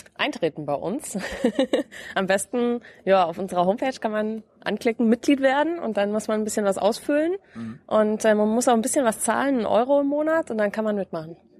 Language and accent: German; Lower Bavaria, Germany; Ich komme aus Niederbayern, ähm, aus einem genau sehr kleinen Ort in Bayern.